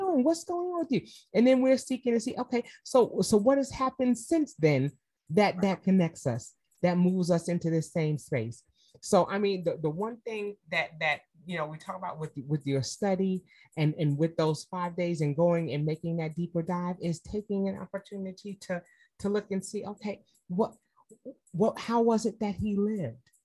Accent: New York, United States; moved away as an adult; now in Atlanta, United States; I'm from New York, I moved to Atlanta

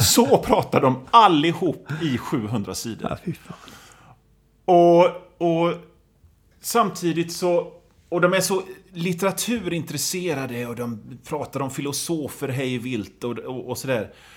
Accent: Gothenburg, Västra Götaland, Sweden; Som göteborgare så gottar man ju sig i det

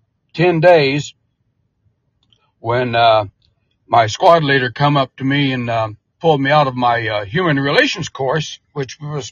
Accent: Muskogee, Oklahoma, United States; also born or lived in Vian, Oklahoma; I was born and raised in Muskogee, did all my schooling, went to Muskogee High School. I graduated in June of 74.

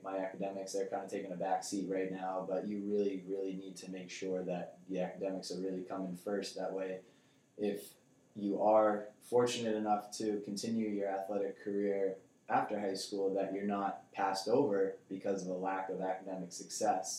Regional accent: North Andover, Massachusetts, United States; we moved here the summer of 2002, so I was entering the third grade. So that's where I started. I went to Atkinson Elementary School, moved up to North Andover Middle School, on to the high school

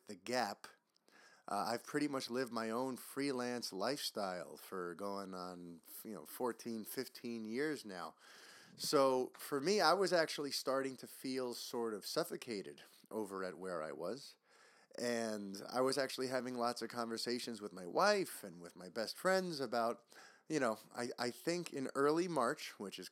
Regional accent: New York City, New York, United States; I grew up in New York City

